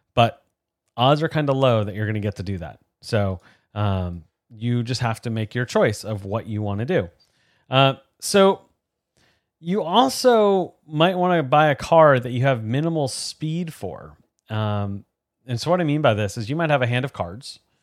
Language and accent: English; outside of New York, United States; grew up watching NASCAR and going to some different races and things growing up outside of New York